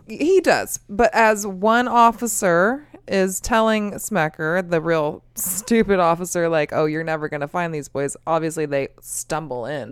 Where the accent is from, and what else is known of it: United States